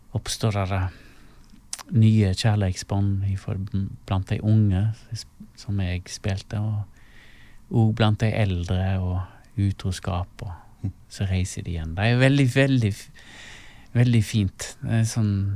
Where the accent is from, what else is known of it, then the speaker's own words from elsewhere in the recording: Stord, Vestland, Norway; moved away as an adult; da måtte jeg flytte vekk ifra Stord